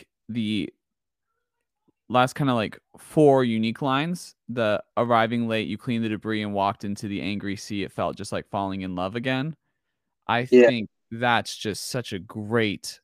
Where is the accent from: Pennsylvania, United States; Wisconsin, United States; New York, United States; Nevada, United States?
Nevada, United States; Logandale; I grew up in Logandale, Nevada during like my high school and middle school years